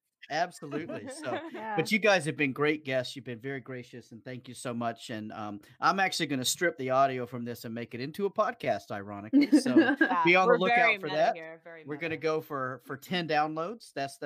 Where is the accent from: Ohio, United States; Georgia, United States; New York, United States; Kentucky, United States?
Georgia, United States; Atlanta; now in South Korea; I'm from Atlanta.